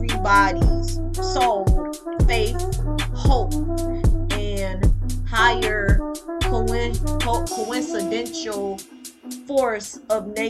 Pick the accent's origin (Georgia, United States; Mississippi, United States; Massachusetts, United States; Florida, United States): Mississippi, United States; Leland; also born or lived in Greenville, Mississippi / Batesville, Mississippi / Indianola, Mississippi; now in Texas, United States; I'm from a small town of Leland. Well, I was born in Greenville and raised in Leland